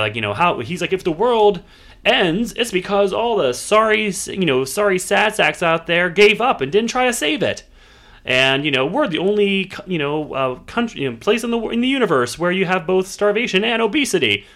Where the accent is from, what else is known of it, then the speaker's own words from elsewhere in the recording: Pittsburgh, Pennsylvania, United States; it's filmed in Pittsburgh, uh, so I enjoyed seeing my hometown